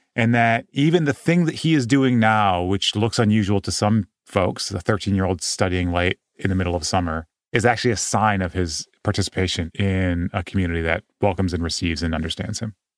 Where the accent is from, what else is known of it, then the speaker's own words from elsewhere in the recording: Midwest, United States; grow up Japanese in the Midwest